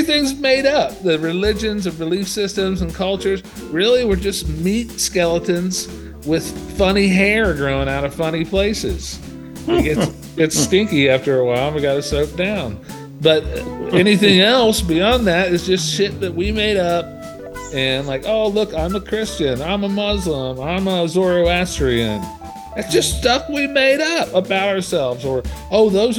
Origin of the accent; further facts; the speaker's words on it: Appalachia, and the Dayton, Ohio region, Eastern Kentucky, United States; moved away; also born or lived in Cincinnati, Ohio; I grew up in Eastern Kentucky, Appalachia, and the Dayton, Ohio region.